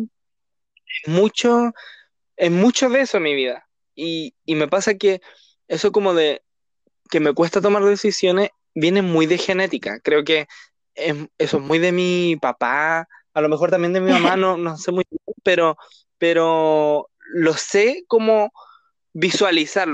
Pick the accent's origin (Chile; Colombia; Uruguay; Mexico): Chile; somos de Chile